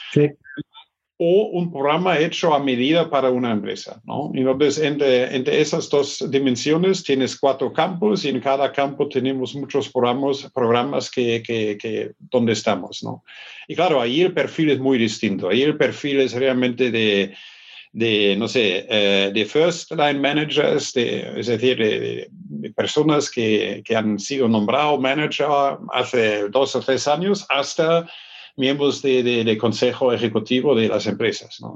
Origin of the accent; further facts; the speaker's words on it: Germany; Spanish is a second language; moved away; also born or lived in Stuttgart; yo soy del norte de Hamburgo